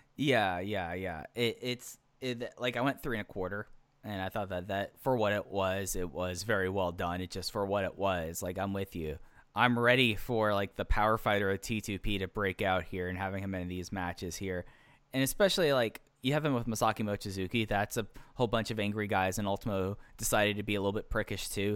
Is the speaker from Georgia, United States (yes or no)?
no; Dallas, Texas, United States; I grew up in Dallas, Fort Worth during the Dirk days